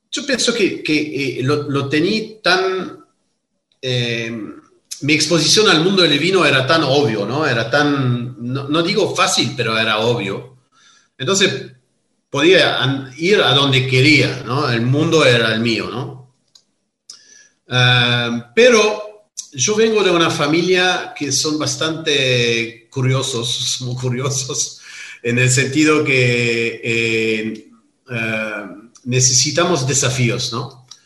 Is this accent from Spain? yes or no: no; Stellenbosch, Western Cape, South Africa; born there; also born or lived in Rustenberg; Y yo nací en Sudáfrica. Nací en una propiedad que se llama Rustenberg en Stellenbosch. Stellenbosch es el Mendoza